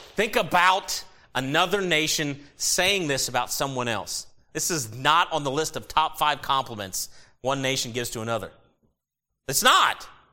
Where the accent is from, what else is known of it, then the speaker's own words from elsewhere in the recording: United States; As an American citizen and as a Christian